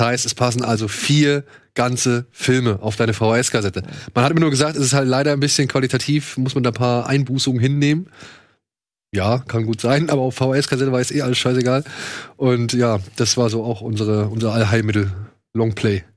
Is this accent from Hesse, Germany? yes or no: yes; Wiesbaden, Hesse, Germany; bei uns in Wiesbaden